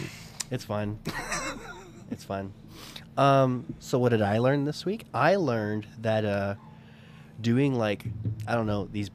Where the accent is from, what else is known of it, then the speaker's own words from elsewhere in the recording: United States; because we're American idiots.